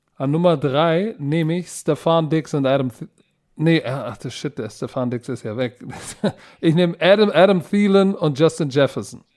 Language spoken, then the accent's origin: German; Germany; Deutschland ist meine Heimat. Ich bin Deutscher durch und durch